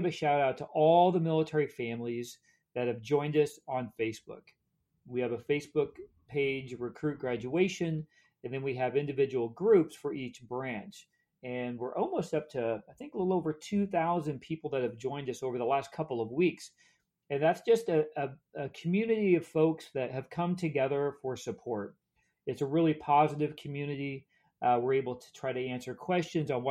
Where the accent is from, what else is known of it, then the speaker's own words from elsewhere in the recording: Kansas, United States; moved away as an adult; also born or lived in Dallas, Texas; I grew up in Kansas as a preacher's kid, PK. So my dad was a Methodist minister. And I grew up in really some small towns in Kansas, moved around quite a bit